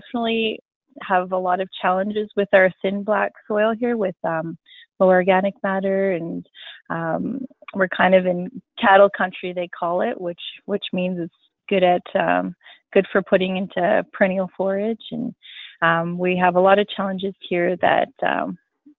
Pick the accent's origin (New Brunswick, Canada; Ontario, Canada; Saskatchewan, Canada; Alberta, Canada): Saskatchewan, Canada; Wynyard; moved away as an adult; now in Broadview, Canada; I'm originally from Wynyard, Wishart area. I grew up on a farm around there.